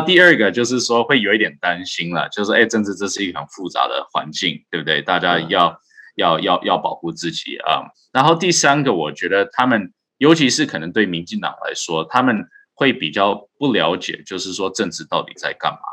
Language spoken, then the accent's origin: Chinese; Taiwan; 我身为台湾人哦，就，就真的只凭我当台湾人，我现在毕竟也没有任何公司，也没有党职等等嗯。我就是一般的一个台湾人民